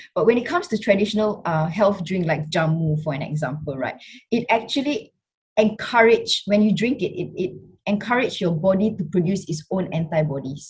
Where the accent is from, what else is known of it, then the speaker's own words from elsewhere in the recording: Singapore; I was born and brought up in Singapore